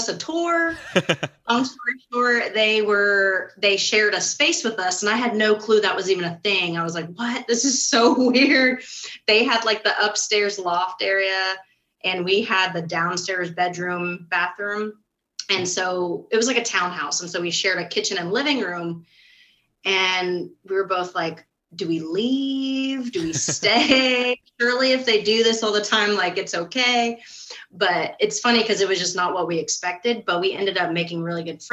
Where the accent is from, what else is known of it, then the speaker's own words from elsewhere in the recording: Florida, United States; moved away as an adult; now in East Tennessee, United States; I am originally from Florida and I moved to East Tennessee, oh my gosh, 8 years ago